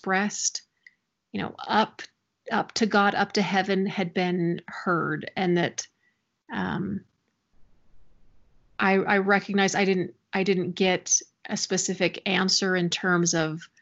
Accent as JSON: {"language": "English", "region": "Missouri", "country": "United States", "tie": "born or raised there", "moved": "as an adult", "lives_now": "Utah, United States", "said": "I grew up in Missouri"}